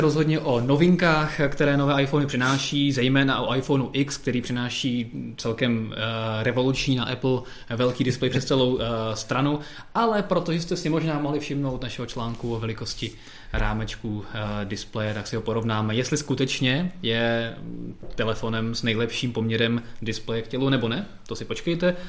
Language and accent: Czech; Czechia; jsme Češi